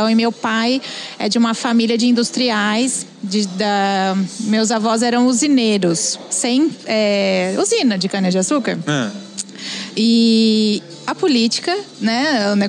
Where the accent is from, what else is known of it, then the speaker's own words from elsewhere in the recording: Sertãozinho, São Paulo, Brazil; Sou de Sertãozinho, fica do lado de Ribeirão Preto, cidade quente.